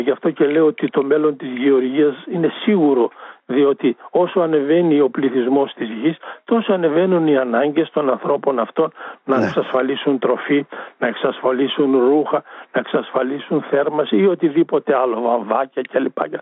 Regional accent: a village near Drama, Eastern Macedonia and Thrace, Greece; στο χωριό μου ήταν 400 κάτοικοι, τώρα είναι 40. Και μιλάμε για ένα χωριό που είναι προάστιο της δράμας

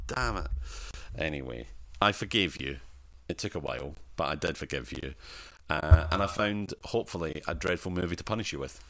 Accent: Scotland, United Kingdom; I'm Scottish and poor.

